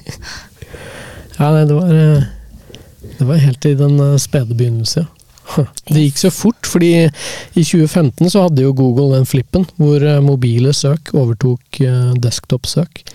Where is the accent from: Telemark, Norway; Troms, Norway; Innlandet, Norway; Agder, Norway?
Innlandet, Norway; Hamar; now in Oslo, Norway; jeg er jo oppvokst på bygda i Hamar, utenfor Hamar